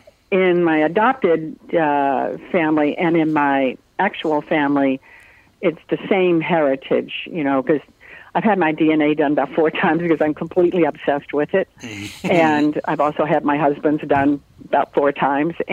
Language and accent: English; Arkansas, United States; born or raised there; moved away as an adult; also born or lived in North Carolina